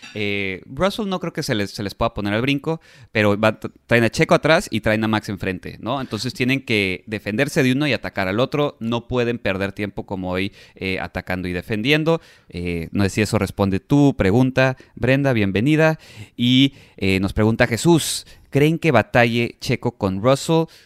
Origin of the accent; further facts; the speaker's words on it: Mexico; somos mexicanos